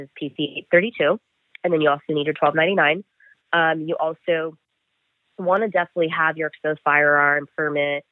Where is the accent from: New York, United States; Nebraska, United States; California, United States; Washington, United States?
California, United States; Stanislaus County; moved away; also born or lived in San Diego; born and raised in Stanislaus County